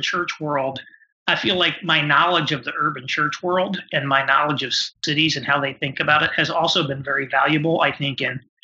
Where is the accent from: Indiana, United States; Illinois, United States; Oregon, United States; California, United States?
Indiana, United States; also born or lived in New York / Chicago; now in Indianapolis, United States; I'm from Indiana originally.